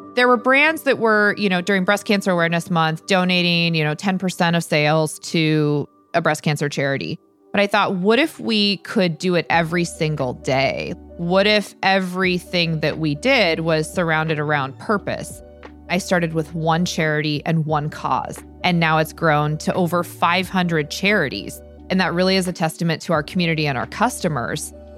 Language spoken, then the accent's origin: English; Stanwood, Washington, United States; growing up when Stanwood was magical, I love the fact that I grew up without cable or internet